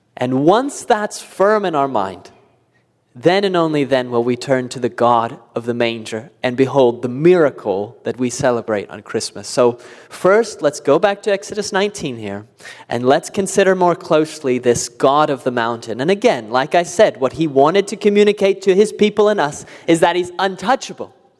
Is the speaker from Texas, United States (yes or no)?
no; California, United States; now in Indiana, United States; I grew up in California